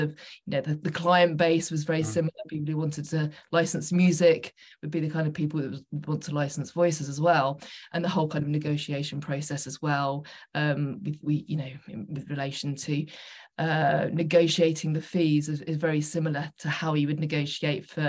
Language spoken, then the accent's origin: English; Suffolk, East of England, United Kingdom; moved away as an adult; also born or lived in London; I'm originally from Suffolk